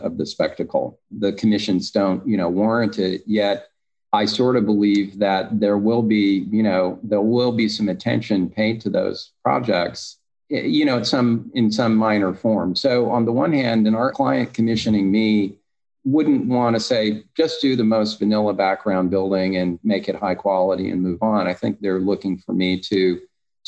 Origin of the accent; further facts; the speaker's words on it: Texas, United States; moved away as an adult; also born or lived in East Coast / New York; now in Los Angeles, United States; growing up in Texas with no water